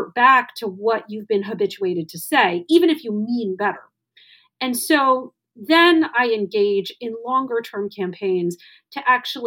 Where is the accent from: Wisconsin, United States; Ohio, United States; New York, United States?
Wisconsin, United States; my home state of Wisconsin